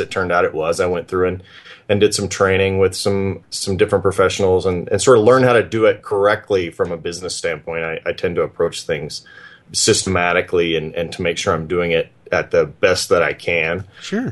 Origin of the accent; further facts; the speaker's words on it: Oklahoma, United States; also born or lived in Texas; now in Montana, United States; I grew up in, in Oklahoma and uh, Texas